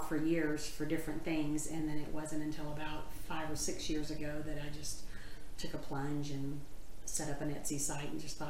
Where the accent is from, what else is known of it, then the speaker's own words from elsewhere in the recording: Pensacola, Florida, United States; also born or lived in Tennessee; I was born in Tennessee, but we moved to Pensacola when I was in the sixth grade.